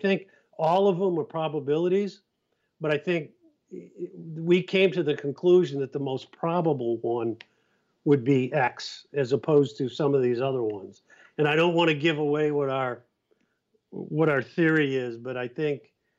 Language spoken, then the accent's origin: English; Cape Cod, Massachusetts, United States; I'm from Cape Cod